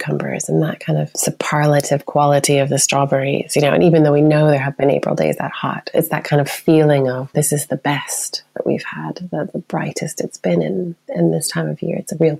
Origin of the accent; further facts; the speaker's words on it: United States; now in United Kingdom; as an American